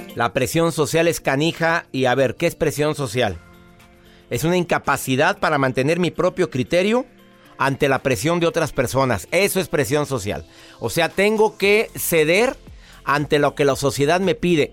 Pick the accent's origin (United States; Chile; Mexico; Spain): Mexico; En mi país, México